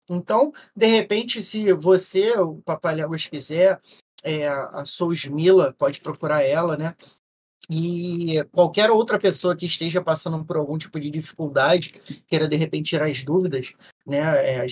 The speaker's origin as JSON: {"language": "Portuguese", "region": "Rio de Janeiro", "country": "Brazil", "said": "eu como legítimo carioca, eu gosto de falar o português, mais claro possível"}